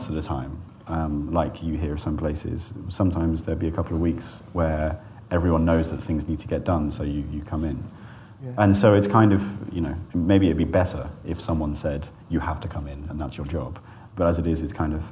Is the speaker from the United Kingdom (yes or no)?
yes; Cornwall, South West England, United Kingdom; when I was a kid, I grew up in Cornwall.